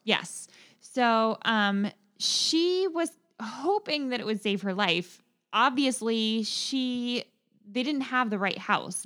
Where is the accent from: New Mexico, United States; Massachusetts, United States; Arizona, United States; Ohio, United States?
Ohio, United States; Dayton; Dayton, which is my hometown for many generations, four, in fact.